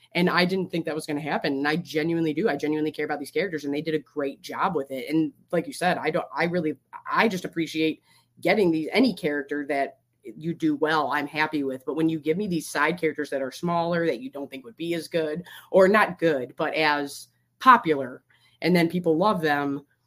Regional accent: Michigan, United States; I'm from Michigan.

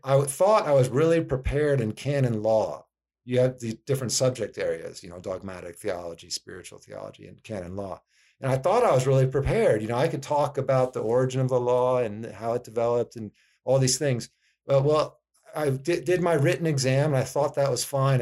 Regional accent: East Coast, United States; moved away as an adult; also born or lived in Virginia; now in Phoenix, United States; I'm from the East Coast originally

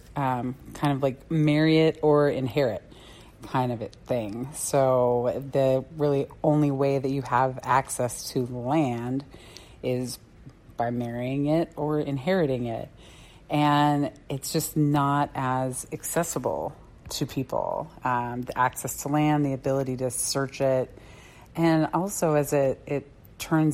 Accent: Tucson, Arizona, United States; now in Mesa, United States; I grew up in Tucson.

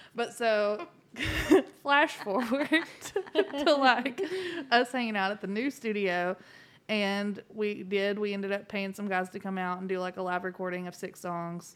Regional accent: Texas, United States; moved away; I was from Texas

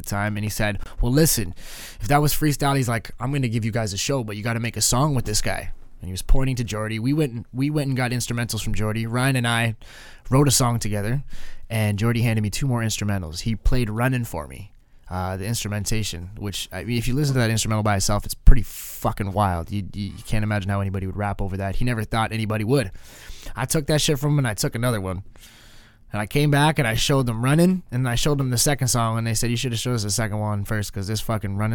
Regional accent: Canada; I'm Canadian

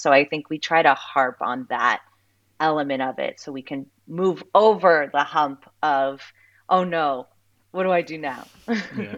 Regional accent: Southeast Florida, United States; I grew up in Southeast Florida

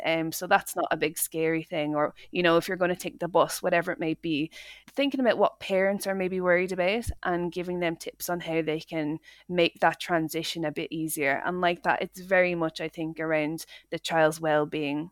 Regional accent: Dublin, Leinster, Ireland; moved away as an adult; now in Scotland, United Kingdom; I grew up in Dublin, in Ireland, um, and I moved to Scotland when I was 19 for university

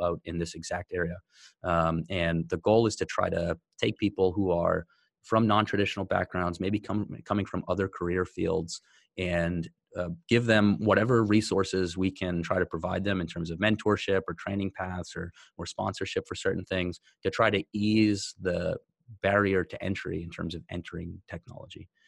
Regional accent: United States; a white guy growing up in America

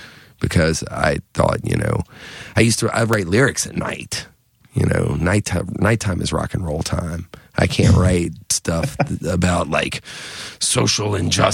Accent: North Carolina, United States; I grew up in the Cape Fear area of North Carolina, down near Wilmington part of the time.

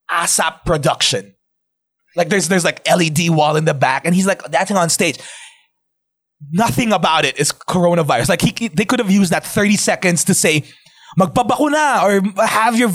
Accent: Philippines; I'm Filipino.

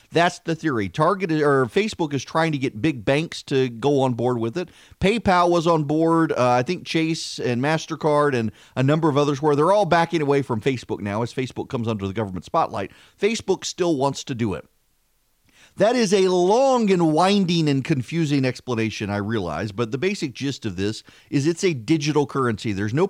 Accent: Dubai, United Arab Emirates; when I grew up in Dubai, the currency in Dubai was dirhams, and you could get 3 dirhams, 60 fils.

